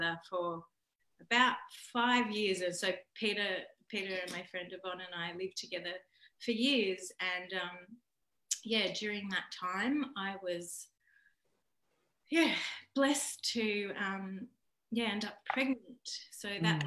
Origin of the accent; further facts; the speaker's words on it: Taree, New South Wales, Australia; also born or lived in Port Macquarie; I grew up in Taree.